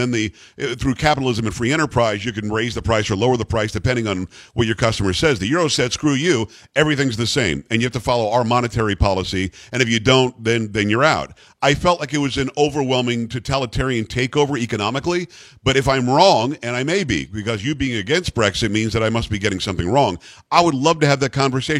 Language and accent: English; United States; I love that I'm an American.